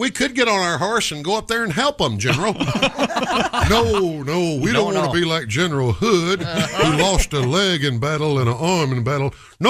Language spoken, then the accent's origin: English; the South, United States; I look back on my life growing up in the South.